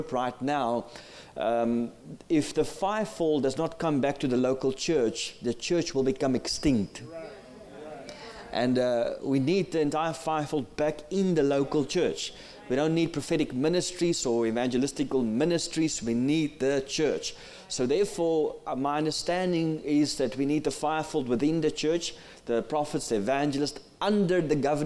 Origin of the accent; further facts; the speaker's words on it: South Africa; first language Afrikaans; English is a second language; I'm from South Africa.